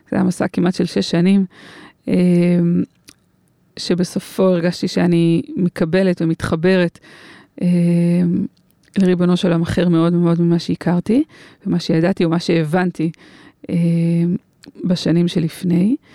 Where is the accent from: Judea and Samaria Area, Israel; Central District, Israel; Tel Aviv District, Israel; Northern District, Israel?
Judea and Samaria Area, Israel; Karnei Shomron; היינו חברות, חברות ביישוב, גדלנו ביישוב, בהתנחלות בשומרון, קרני שומרון